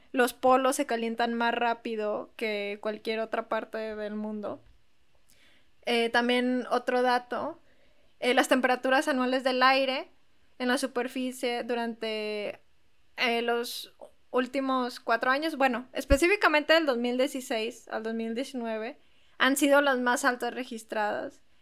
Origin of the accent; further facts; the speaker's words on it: Monterrey, Nuevo León, Mexico; todos los del equipo de Plan Acto hasta ahorita somos de Monterrey y aquí vivimos